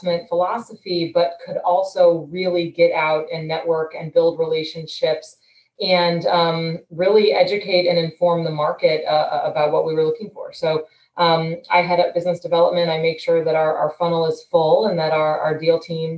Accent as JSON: {"language": "English", "town": "St. Louis", "region": "Missouri", "country": "United States", "tie": "born or raised there", "also_born_or_lived": "Washington, D.C.", "moved": "as an adult", "said": "I grew up in St. Louis, left St. Louis for college"}